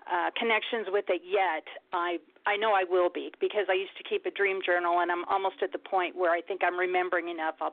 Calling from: Nebraska, United States; in Nebraska.

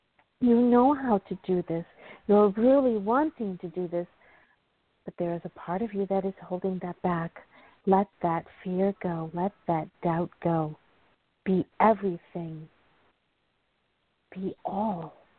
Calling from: North Carolina, United States; Hi, Claudia. It's … from North Carolina.

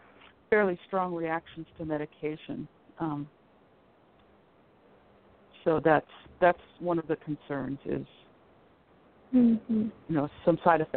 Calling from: Colorado, United States; This is …. I'm in Colorado.

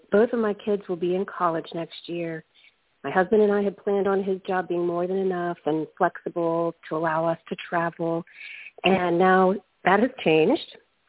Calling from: Virginia, United States; Hi, it's … in Virginia.

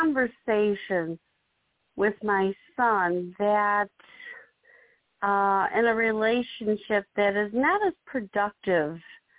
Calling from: Illinois, United States; I'm calling from Illinois.

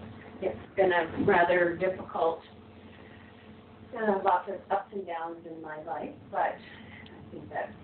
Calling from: near Toronto, Ontario, Canada; I'm calling in from Canada, from near Toronto.

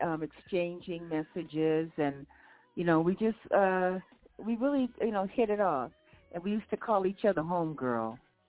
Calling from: Moreno Valley, California, United States; I'm calling from Moreno Valley.

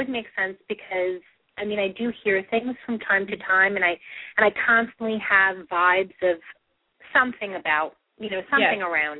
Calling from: New York, United States; I'm calling from New York.

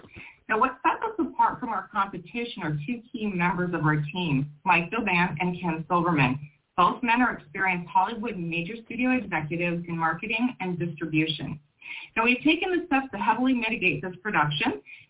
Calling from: Toronto, Ontario, Canada; I'm actually checking in from Toronto, Ontario, Canada.

